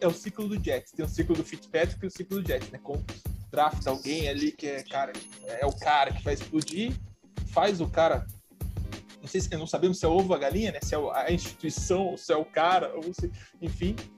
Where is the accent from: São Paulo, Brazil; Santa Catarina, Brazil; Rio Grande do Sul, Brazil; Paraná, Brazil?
Paraná, Brazil; Curitiba; eu que sou de Curitiba